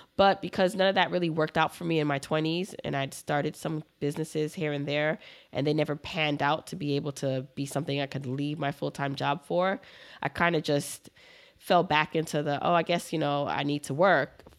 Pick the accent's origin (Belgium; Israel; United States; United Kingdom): United States; Brooklyn, New York; also born or lived in Jamaica; I grew up in Brooklyn, but I was born in Jamaica, the island